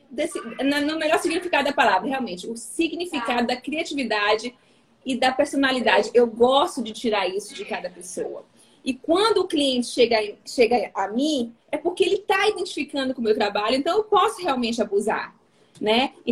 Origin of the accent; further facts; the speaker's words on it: Bahia, Brazil; now in Espírito Santo, Brazil; Porque quando eu vou para minha terra, falam que eu tô bem a capixaba, a, a capixaba, a capixabada. E quando eu tô aqui, todo mundo fala que a Bahia tá em mim.